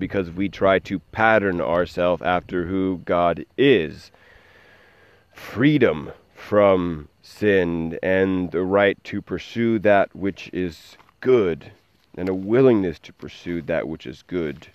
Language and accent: English; United States; I am an American